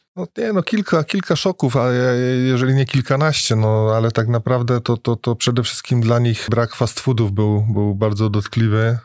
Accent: Piekary Śląskie, Silesian Voivodeship, Poland; also born or lived in Bytom; jako piekarzanin, bo urodziłem się w piekarach

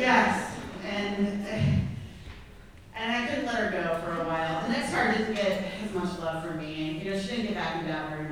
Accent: Clinton County, Illinois, United States; moved away as an adult; now in St. Louis, United States; I'm from Clinton County, Illinois

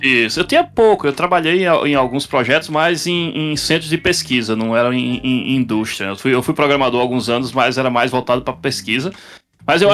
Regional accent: João Pessoa, Paraíba, Brazil; moved away as an adult; now in Austin, United States; sou de João Pessoa, mas eu estou falando agora aqui de Austin, no Texas

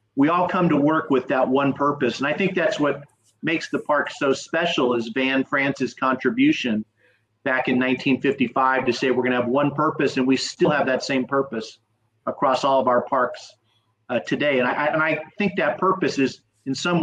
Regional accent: San Fernando Valley, California, United States; also born or lived in Shanghai; I'm from the San Fernando Valley.

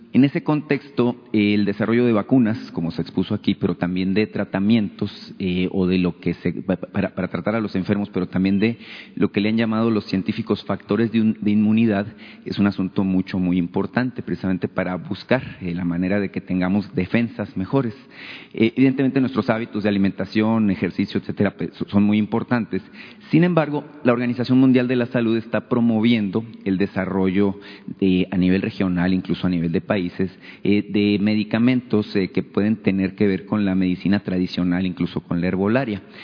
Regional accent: northern Mexico, Mexico; sobre todo en el norte, que es de donde yo soy

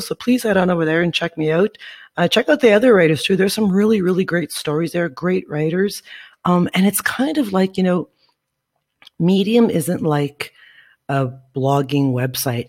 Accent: Northern Ontario, Canada; moved away as an adult; now in Guatemala; I am from Northern Ontario, Canada, side breed to be exact, where the winters is cold as shit

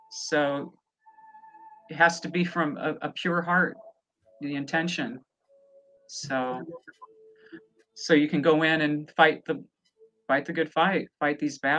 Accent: Lexington, Nebraska, United States; moved away as an adult; now in Los Angeles, United States; I'm originally from Lexington, Nebraska.

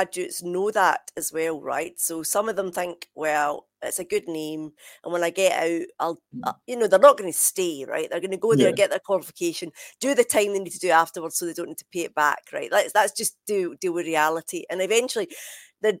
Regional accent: Scotland, United Kingdom; moved away as an adult; now in England; of course I am Scottish

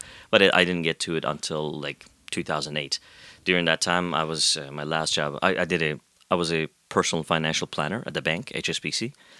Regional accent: Pakistan; now in Canada; Here as a Pakistani citizen.

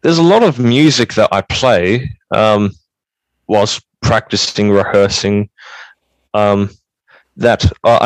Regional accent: Australia; I was born in Australia.

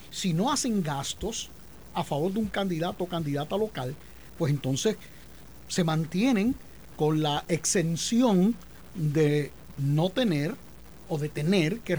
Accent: Carolina, Puerto Rico; Bueno, yo soy de Carolina, en Carolina el que no baila salsa está liquidado.

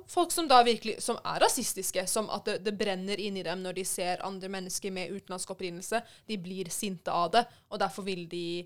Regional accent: Iran; Altså, for det første, jeg er iraner, jeg er ikke fra Pakistan.

